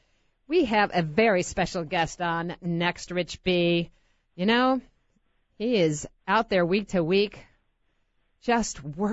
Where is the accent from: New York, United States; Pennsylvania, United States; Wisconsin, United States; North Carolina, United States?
New York, United States; Rochester; moved away; my hometown, Rochester?